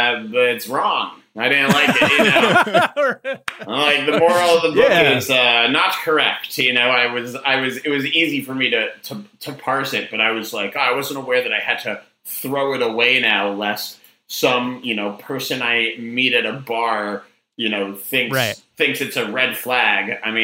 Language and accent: English; Boston, Massachusetts, United States; And there's one near where I grew up in Boston that was, this guy inherited a patch of land that was too small to live on.